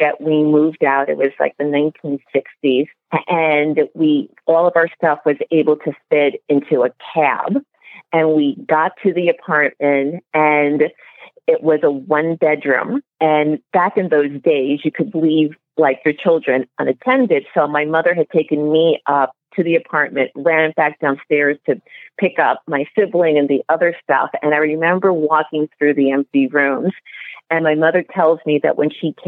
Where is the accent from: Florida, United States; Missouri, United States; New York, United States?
New York, United States; New York City; I was born and raised in the Bronx